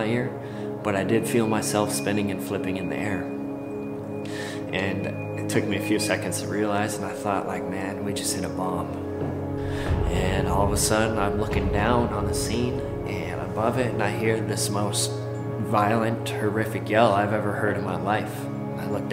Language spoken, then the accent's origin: English; Grand Forks, North Dakota, United States; I grew up in Grand Forks, North Dakota